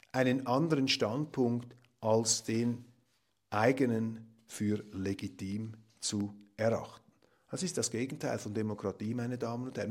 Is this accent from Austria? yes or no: no; Switzerland; als Schweizer